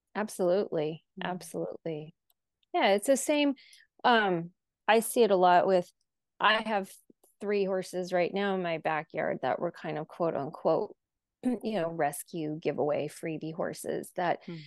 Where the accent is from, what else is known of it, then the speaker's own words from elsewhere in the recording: North Dakota, United States; moved away as an adult; also born or lived in Tucson, Arizona; 14 miles from my farm that I grew up on in North Dakota